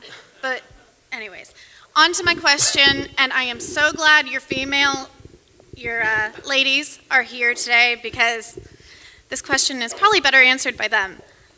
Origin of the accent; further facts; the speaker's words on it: Louisville, Kentucky, United States; I'm from Louisville, Kentucky.